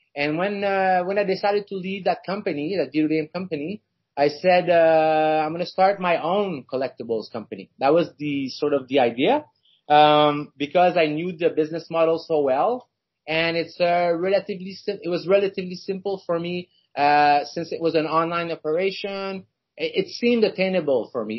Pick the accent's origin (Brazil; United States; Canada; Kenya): Canada; Montreal, Quebec; I'm from Montreal